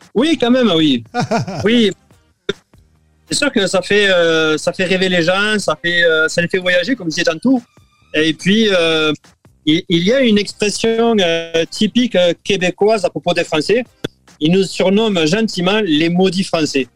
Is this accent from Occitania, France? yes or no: yes; Béziers, Occitania, France; moved away as an adult; also born or lived in Pont-de-l'Arn / Gigean; now in Canada; du côté de Béziers, qui est ma ville natale